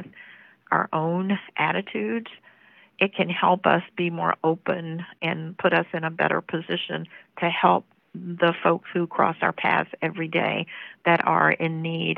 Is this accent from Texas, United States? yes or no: no; Memphis, Tennessee, United States; I was born in Memphis in an inner city neighborhood.